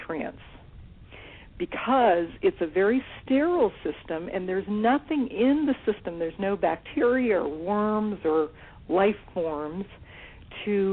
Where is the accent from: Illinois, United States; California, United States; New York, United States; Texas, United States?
California, United States; When I was growing up, I grew up in California